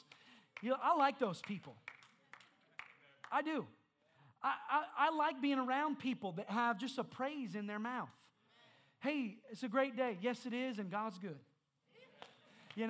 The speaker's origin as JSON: {"language": "English", "region": "Indiana", "country": "United States", "said": "I'm from Indiana."}